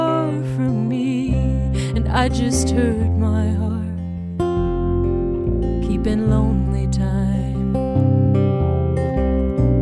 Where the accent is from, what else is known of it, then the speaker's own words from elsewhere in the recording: Newton, Massachusetts, United States; now in Los Angeles, United States; I'm originally from Newton, Mass. I currently live in Los Angeles.